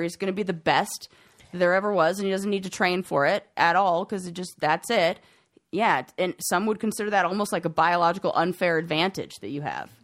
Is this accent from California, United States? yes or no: yes; Southern California, United States; moved away; I'm from Southern California